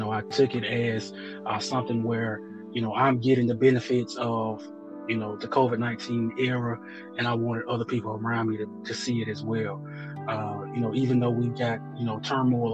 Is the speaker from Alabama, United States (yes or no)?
yes; Birmingham, Alabama, United States; moved away as an adult; also born or lived in Normal, Alabama; now in Nashville, United States; I'm originally from Birmingham, Alabama.